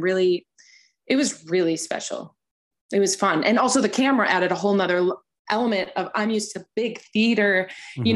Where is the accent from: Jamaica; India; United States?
United States; as an American artist